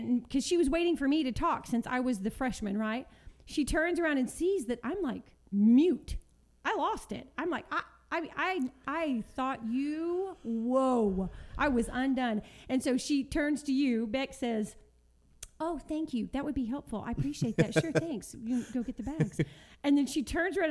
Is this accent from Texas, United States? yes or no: yes; Texas, United States; moved away; we're all from Texas. Our families are still there